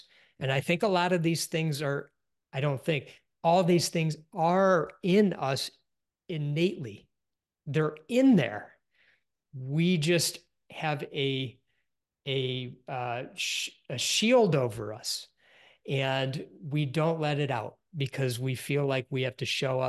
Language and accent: English; Detroit, Michigan, United States; Yep, I grew up in the Detroit area.